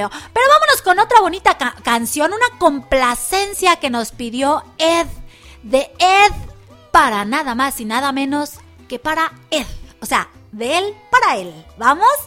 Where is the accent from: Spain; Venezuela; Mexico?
Mexico; De Francia y estamos muy orgullosos de él y, y como mexicanos pues tenemos que apoyar este proyecto